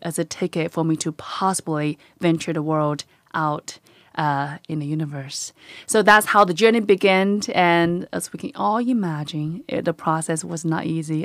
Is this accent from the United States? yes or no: no; China; moved away; I am born and raised in a little tiny village in China